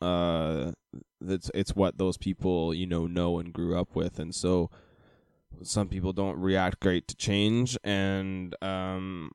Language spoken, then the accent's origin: English; United States; now in Vancouver, Canada; I am American